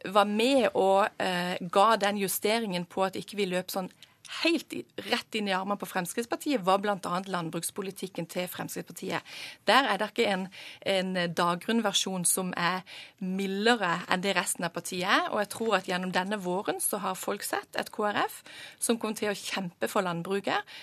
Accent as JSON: {"language": "Norwegian", "area": "Sørlandet", "region": "Southern Norway", "country": "Norway", "said": "Nå kommer jeg fra Sørlandet"}